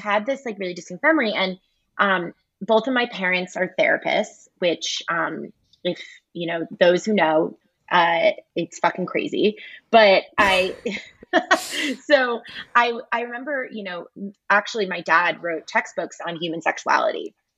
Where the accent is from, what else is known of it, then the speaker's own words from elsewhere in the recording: United States; accent: American; have a very American accent